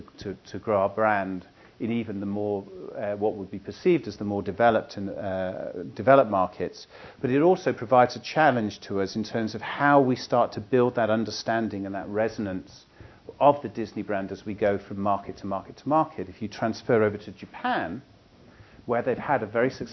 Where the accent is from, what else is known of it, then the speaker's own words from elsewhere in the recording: United Kingdom; now in United States; I come from the United Kingdom